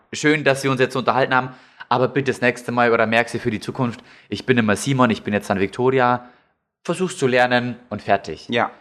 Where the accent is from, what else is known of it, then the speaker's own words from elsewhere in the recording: Lower Bavaria, Germany; now in Munich, Germany; in dem Ort, wo ich aufgewachsen bin, da äh, kennen mich die Leute